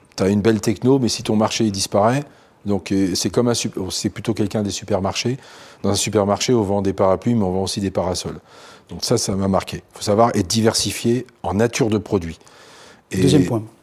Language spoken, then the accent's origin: French; northern Italy, Italy; now in France; je viens du nord de l'Italie.